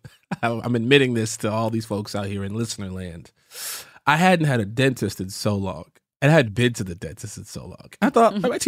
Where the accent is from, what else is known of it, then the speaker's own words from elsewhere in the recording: Chicago, Illinois, United States; I'm from Chicago and I don't have an accent.